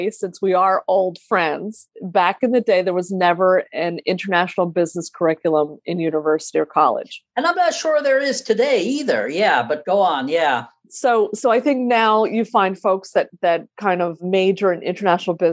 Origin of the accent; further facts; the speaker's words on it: United States; I was born in the US, but I have two siblings that were actually born in Lebanon.